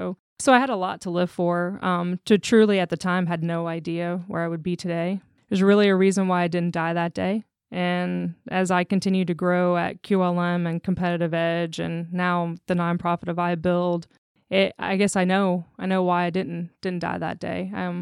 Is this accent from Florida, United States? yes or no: yes; Jacksonville, Florida, United States; now in Orlando, United States; I'm originally from Jacksonville, Florida.